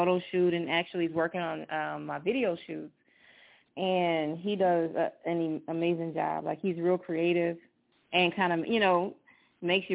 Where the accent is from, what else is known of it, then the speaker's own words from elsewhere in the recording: Louisiana, United States; moved away; From Louisiana, I don't live in Louisiana now, but definitely my hometown